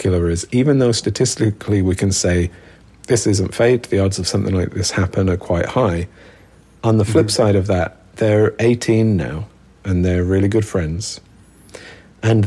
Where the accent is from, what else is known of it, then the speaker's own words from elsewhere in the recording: Birmingham, West Midlands, United Kingdom; where I grew up in Birmingham